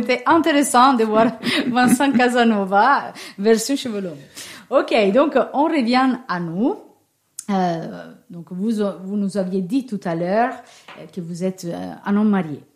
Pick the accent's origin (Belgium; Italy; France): Italy; accent: Italian; French is a second language; moved away; j'ai un petit accent. Il ne s'agit pas d'un accent normand ni d'un accent breton, c'est un accent un peu ensoleillé qui vient de l'Italie